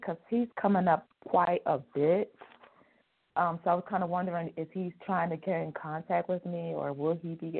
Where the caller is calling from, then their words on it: New Mexico, United States; I'm calling from New Mexico.